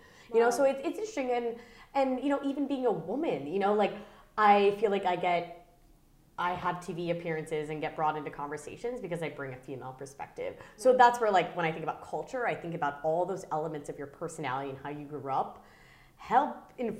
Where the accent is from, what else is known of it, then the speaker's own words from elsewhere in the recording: Massachusetts, United States; moved away as an adult; now in New York, United States; I've been doing it for about 4 years since I moved to New York. And I'm from Massachusetts.